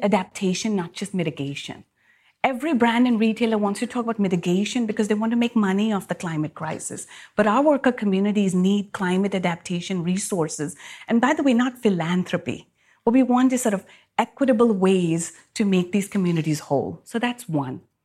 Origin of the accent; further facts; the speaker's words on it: Pakistan; moved away; my home country in Pakistan